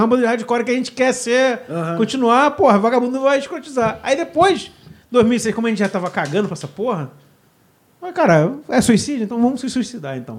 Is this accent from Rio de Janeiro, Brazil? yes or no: yes; Rio de Janeiro, Brazil; eu sou pernambucano nascido no Rio.